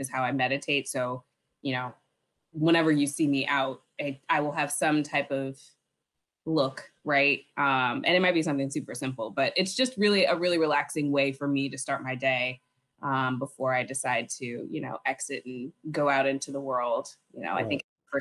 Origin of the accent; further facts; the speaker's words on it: St. Louis, Missouri, United States; also born or lived in Urbana-Champaign, Illinois; now in New York City, United States; I'm originally from St. Louis